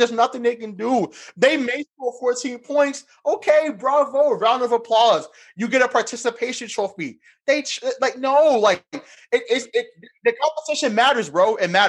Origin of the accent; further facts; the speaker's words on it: Boston, Massachusetts, United States; I am from Boston, born and raised